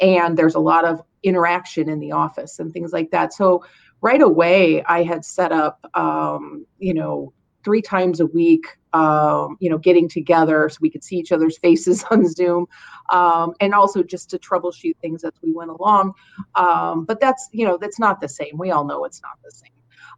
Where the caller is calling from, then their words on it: Toledo, Ohio, United States; I'm calling from Toledo, Ohio. We're in Northwest Ohio, just south of the Michigan border.